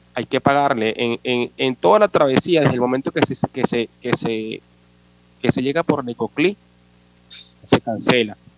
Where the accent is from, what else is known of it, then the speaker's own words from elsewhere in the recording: Caracas, Capital District, Venezuela; moved away as an adult; Soy de nacionalidad venezolana. Vengo de Caracas